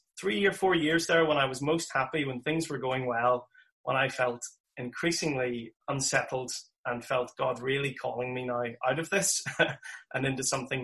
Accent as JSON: {"language": "English", "town": "Armagh", "region": "Northern Ireland", "country": "United Kingdom", "tie": "born or raised there", "said": "I'm from County Armagh, the city of Armagh, as I like to say, with our two cathedrals. And grew up there"}